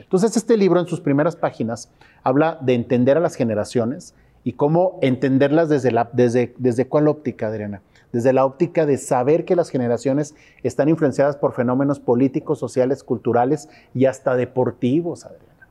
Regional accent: Torreón, Coahuila, Mexico; Torreón, Coahuila, México.

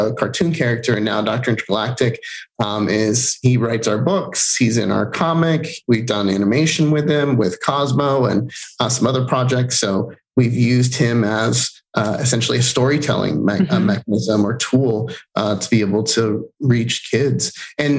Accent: Puerto Rico; first language Spanish; English is a second language; now in United States; I was born in Puerto Rico and moved to the States.

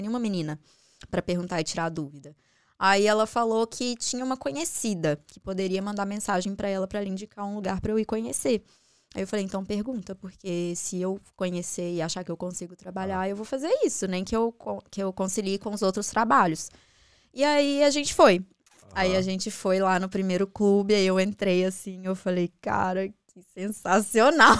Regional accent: Contagem, Minas Gerais, Brazil; moved away as an adult; also born or lived in Belo Horizonte; now in Dublin, Ireland; Nasci em BH, mas morei minha vida toda em Contagem, que é um município uhum. lá de Minas.

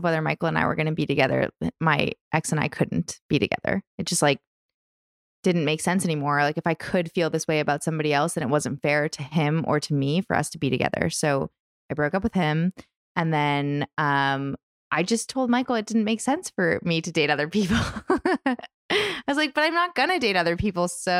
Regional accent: Canada; Also, I'm Canadian at the time, living in Canada.

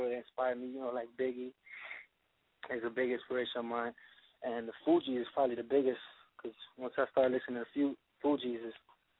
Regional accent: Miami, Florida, United States; also born or lived in Bronx, New York; I was born in the Bronx, but I've been raised in Miami most of my life.

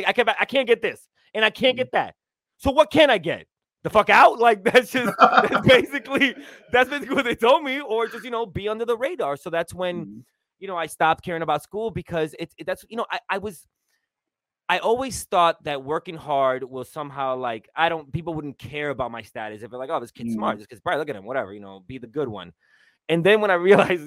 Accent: New York City, New York, United States; I grew up in New York City

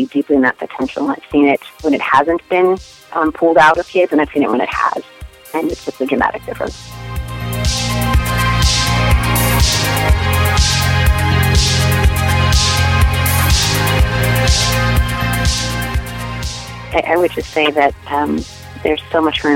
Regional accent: Detroit, Michigan, United States; I grew up in Detroit and went to a public high school in Detroit

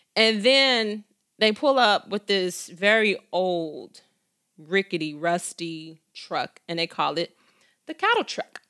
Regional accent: Chicago, Illinois, United States; I was born and raised on the south side of Chicago to a single mom

